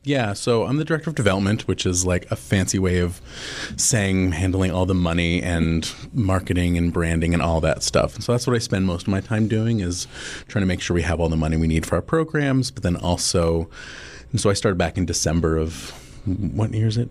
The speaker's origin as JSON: {"language": "English", "town": "Boston", "region": "Massachusetts", "country": "United States", "moved": "as an adult", "lives_now": "Omaha, United States", "said": "I'm originally from the Boston area"}